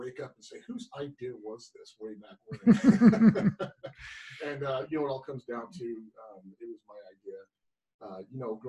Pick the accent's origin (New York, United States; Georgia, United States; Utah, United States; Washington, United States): Utah, United States; Salt Lake City, Roy; about seventh grade, I moved from Salt Lake City. One of the times I was bouncing around, I had an opportunity to either go to another foster home or go live with my grandma Sadie up in Roy, Utah